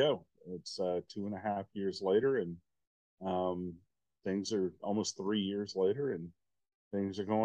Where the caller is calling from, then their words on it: New Hampshire, United States; Uh, we're based out of New Hampshire.